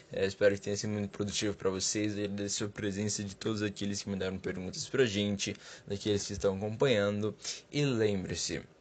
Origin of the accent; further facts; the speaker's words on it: São Paulo, Brazil; Olá, Dr. John. … eu sou do Capão Redondo.